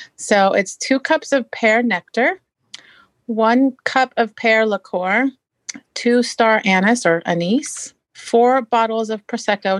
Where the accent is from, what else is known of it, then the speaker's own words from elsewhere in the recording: Marysville, Washington, United States; I'm from Marysville, Washington